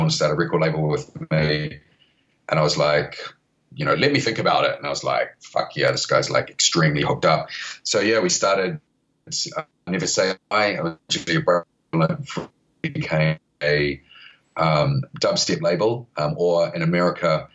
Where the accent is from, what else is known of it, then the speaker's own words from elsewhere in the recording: New Zealand; accent: Kiwi; moved away as an adult; now in United Kingdom; I started off in New Zealand, which is where my Kiwi accent comes from.